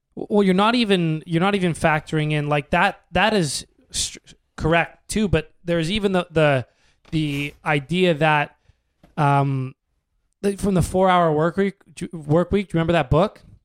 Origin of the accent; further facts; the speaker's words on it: Canada; being a Canadian in the States